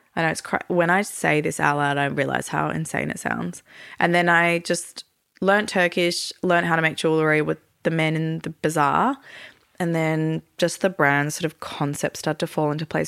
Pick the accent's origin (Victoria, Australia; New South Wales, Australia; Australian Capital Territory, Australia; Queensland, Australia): Victoria, Australia; Melbourne; moved away as an adult; also born or lived in Europe / Turkey; Born and raised in Melbourne, but lived in Europe and Turkey for thirteen years